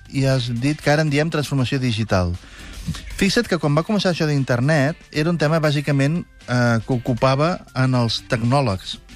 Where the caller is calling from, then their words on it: Granollers, Catalonia, Spain; de Granollers.